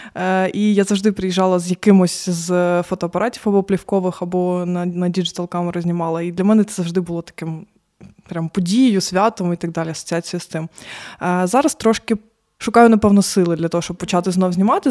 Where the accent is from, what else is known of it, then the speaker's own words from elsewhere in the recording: Mariupol, Donetsk Oblast, Ukraine; moved away as an adult; now in Lviv, Ukraine; я з Маріуполя